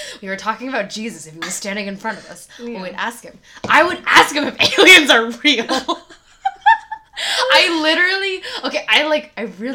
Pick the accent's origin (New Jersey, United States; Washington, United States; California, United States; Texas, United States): California, United States; Rancho Palos Verdes; Born and raised in Rancho Palos Verdes